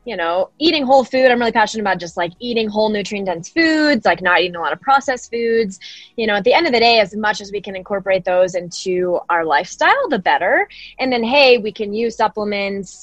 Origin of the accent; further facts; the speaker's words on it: Denver, Colorado, United States; born and raised in Denver, Colorado